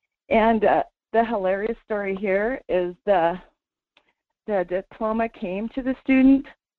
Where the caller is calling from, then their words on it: Sterling, Alaska, United States; This is … from Sterling.